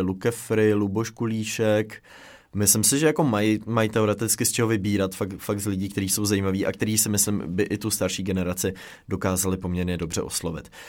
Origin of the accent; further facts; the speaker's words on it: Czechia; my jako Češi